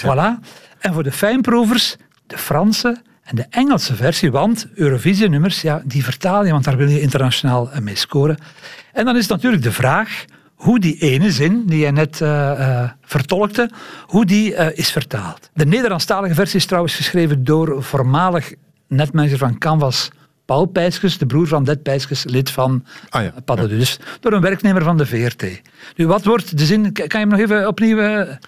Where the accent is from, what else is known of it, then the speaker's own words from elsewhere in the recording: Leuven, Flanders, Belgium; Leuven, mijn geboortestad